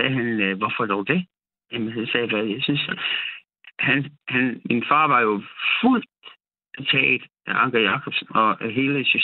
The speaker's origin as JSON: {"language": "Danish", "town": "Odense", "region": "Southern Denmark", "country": "Denmark", "tie": "born or raised there", "said": "her i øh, Odense, okay. hvor jeg voksede op."}